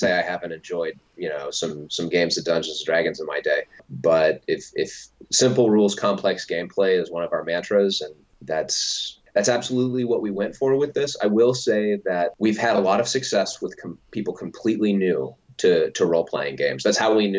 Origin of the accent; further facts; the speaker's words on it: Ohio, United States; moved away as an adult; now in Richmond, United States; I've spent most of my life in Ohio